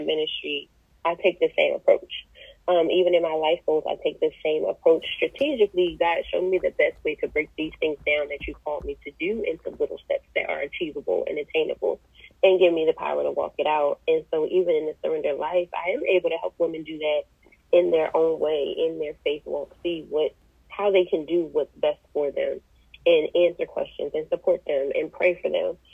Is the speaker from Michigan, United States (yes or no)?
no; Chester, Pennsylvania, United States; also born or lived in Delaware; now in Charlotte, United States; I am originally from Chester, Pennsylvania. Spent half my childhood in Delaware and relocated to Charlotte last year